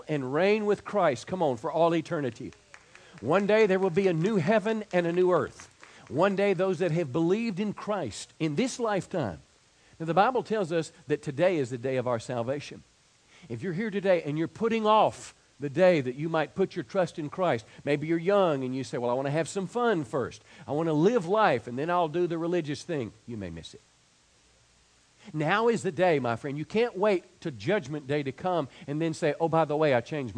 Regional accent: DeSoto County, Mississippi, United States; moved away; my hometown this year in DeSoto County, Mississippi.

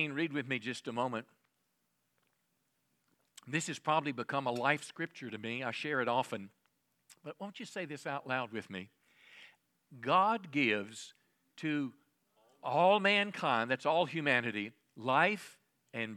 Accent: United States; as American people

